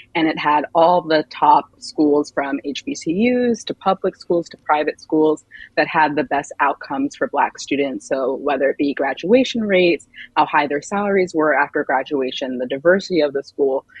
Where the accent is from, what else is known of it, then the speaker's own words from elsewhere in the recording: Montgomery County, Maryland, United States; moved away as an adult; also born or lived in Chapel Hill, North Carolina; I grew up in Montgomery County, Maryland